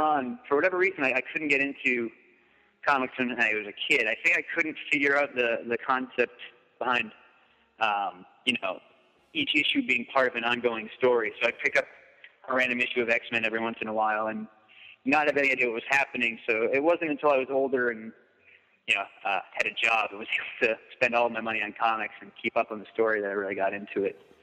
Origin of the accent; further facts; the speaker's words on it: Massachusetts, United States; also born or lived in Lynn, Massachusetts; I grew up in Massachusetts, uh, so I, I just moved from uh, Lynn